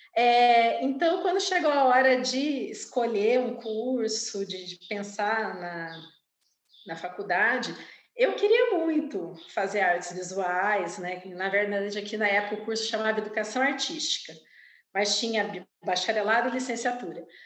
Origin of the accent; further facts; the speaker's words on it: Campo Grande, Mato Grosso do Sul, Brazil; Eu nasci, vivo e trabalho em Campo Grande, Mato Grosso do Sul